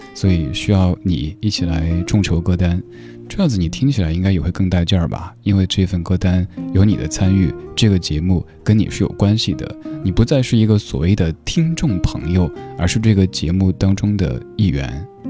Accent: Northeast China, China; 我这位来自东北的

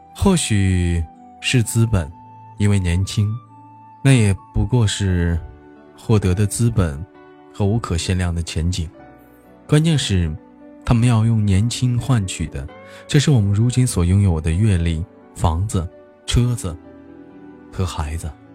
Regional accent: Changchun, Jilin, China; 是一个来自于祖国长春的一个小男孩

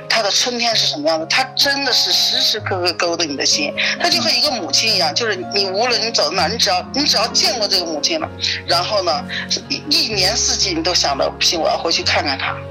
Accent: Taiyuan, Shanxi, China; moved away as an adult; now in Prague, Czech Republic; 我是三西，我是太原人，嗯。那么我们是什么？我们是面食之乡

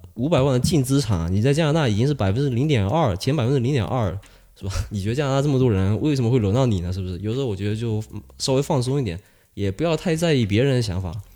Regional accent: China; moved away; 我，呃，小时候在国内的一些，呃，与一些老师的一些不愉快的经历

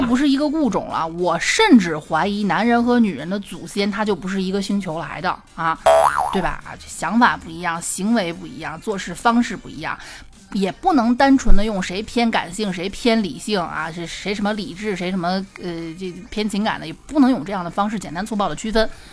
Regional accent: Xi'an, Shaanxi, China; accent: Xi'an dialect; 我们西安话

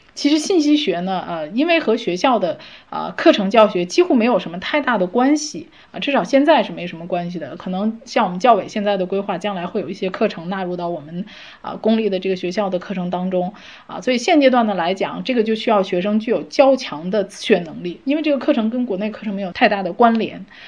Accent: China; 我们中国人

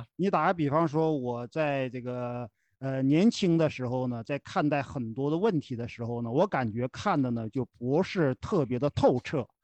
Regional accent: Henan, China; 咱们都是河南人

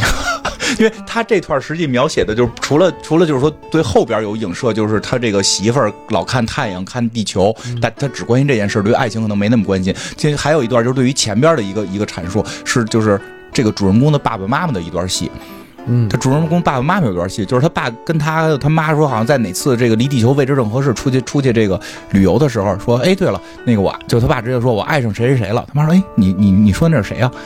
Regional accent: China; 我们中国人的这个对韧劲儿

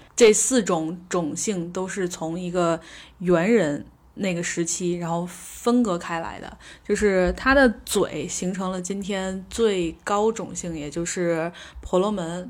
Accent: Beijing, China; 我说北京

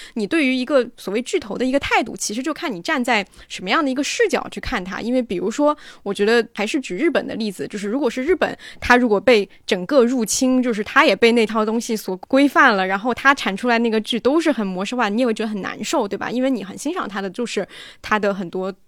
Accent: China; 我们其实中国人

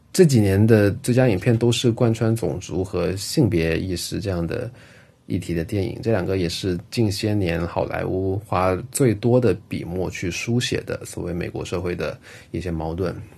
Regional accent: China; 像我们这一代八零后、九零后的中国人

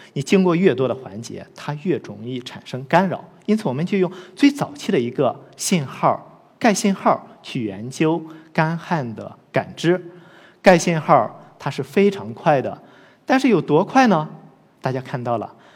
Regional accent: Loess Plateau, China; 我出生和成长在黄土高原

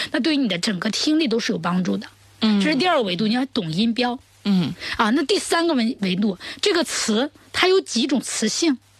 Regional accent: China; 我们中国人有我们中国人的语言特点

